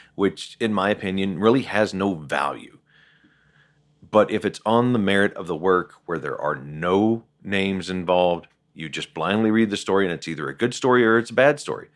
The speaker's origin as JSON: {"language": "English", "region": "Southern West Virginia", "country": "United States", "tie": "born or raised there", "said": "I grew up in Southern West Virginia, so the coal mine reference is applicable"}